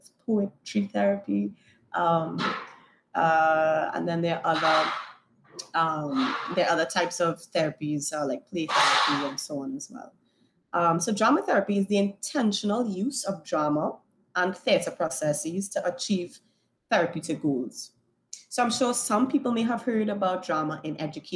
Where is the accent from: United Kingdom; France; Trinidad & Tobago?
Trinidad & Tobago; also born or lived in New York; Born and raised in Trinidad and Tobago, had the opportunity to live in New York